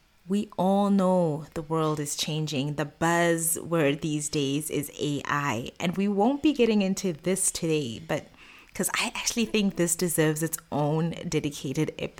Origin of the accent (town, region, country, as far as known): Botswana; moved away as an adult; now in Middle East